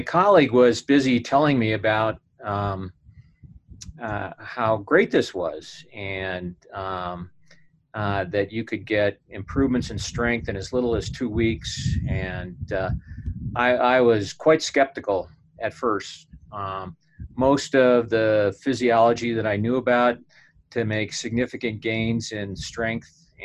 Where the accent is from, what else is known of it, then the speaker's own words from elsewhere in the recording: United States; being an American